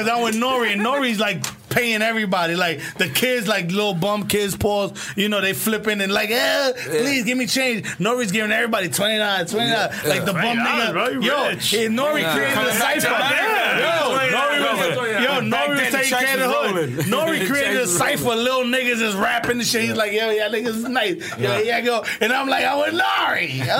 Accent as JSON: {"language": "English", "region": "New York", "country": "United States", "said": "I'm from New York."}